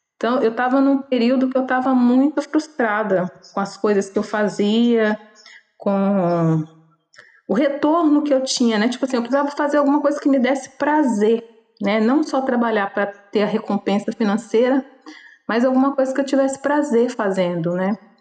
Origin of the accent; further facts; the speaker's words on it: Belo Horizonte, Minas Gerais, Brazil; moved away as an adult; now in Paraty, Brazil; Nasci em Belo Horizonte, em Minas Gerais